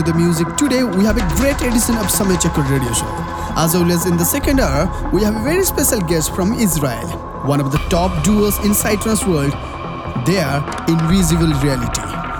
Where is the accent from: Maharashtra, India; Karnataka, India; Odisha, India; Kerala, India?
Odisha, India; Bhubaneswar; my hometown Bhubaneswar, Odisha.